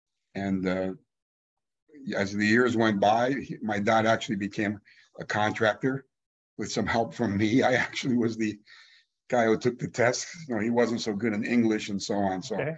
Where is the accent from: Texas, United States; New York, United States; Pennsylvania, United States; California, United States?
California, United States; also born or lived in Regen, Germany / New Haven, Connecticut, United States / Miami, United States / Chicago, United States; who had moved to California. They said, come on down, the weather's wonderful. So we went, and lo and behold, about the fourth grade, we moved to, first of all, the LA area where those cousins lived. But then my dad was looking for work, and he found a really great job down in San Diego.